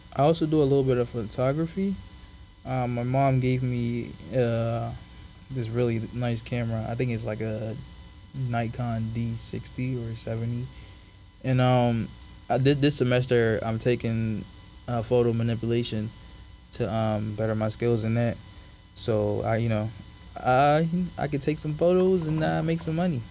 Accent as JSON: {"language": "English", "town": "Philadelphia", "region": "Pennsylvania", "country": "United States", "tie": "born or raised there", "also_born_or_lived": "Africa / Rhode Island", "said": "around like third grade, I moved to Philly, where I was raised"}